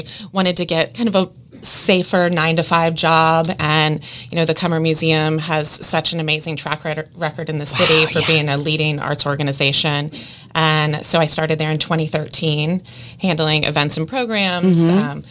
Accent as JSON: {"language": "English", "town": "Jacksonville", "region": "Florida", "country": "United States", "tie": "born or raised there", "also_born_or_lived": "Dallas / Atlanta / Los Angeles", "said": "I grew up in Jacksonville, like you stated, third generation. This is my roots."}